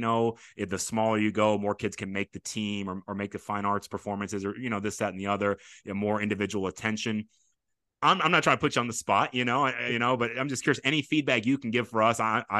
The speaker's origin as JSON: {"language": "English", "area": "Fort Bend", "region": "Texas", "country": "United States", "said": "I come from Fort Bend, where all the schools are basically named after mainly people, sometimes like an area, like a Ridge Point or something."}